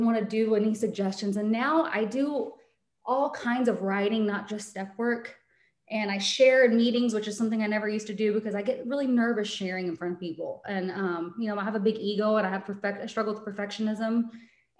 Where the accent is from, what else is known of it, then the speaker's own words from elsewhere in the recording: Dallas, Texas, United States; I'm from Dallas, Texas.